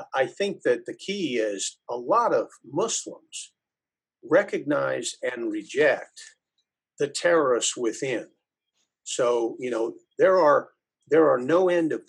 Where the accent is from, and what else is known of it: United States